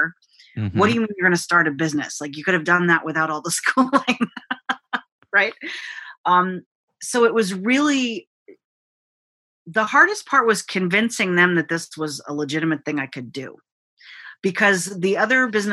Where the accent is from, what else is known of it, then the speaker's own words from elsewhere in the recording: United States; my parents are immigrants. So I'm a first generation American